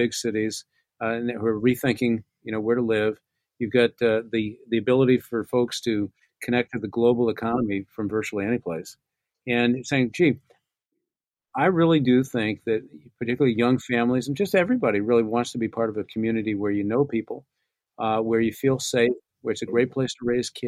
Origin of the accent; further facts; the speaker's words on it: Newport, United States; I grew up in Newport.